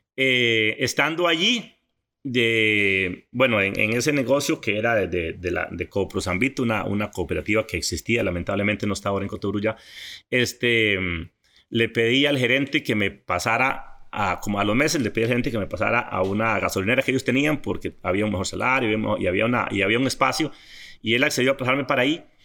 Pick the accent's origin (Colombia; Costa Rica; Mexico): Costa Rica; Coto Brus, Puntarenas; also born or lived in Pérez Zeledón / San José; nos fuimos a un lugar que se llama Monterrey y por ahí por ahí estuve toda, toda mi niñez y adolescencia